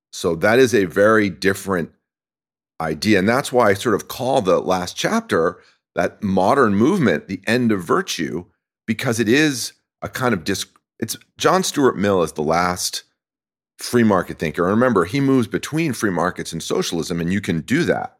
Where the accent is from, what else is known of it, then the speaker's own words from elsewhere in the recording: France; now in California, United States; I grew up in France